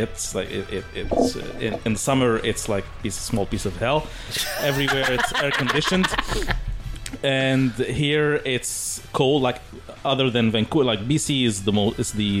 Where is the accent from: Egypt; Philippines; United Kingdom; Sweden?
Egypt; also born or lived in Saudi Arabia; now in Canada